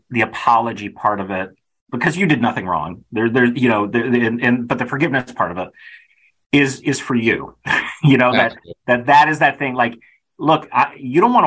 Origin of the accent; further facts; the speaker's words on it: Kenilworth, Illinois, United States; I grew up in Kenilworth, Illinois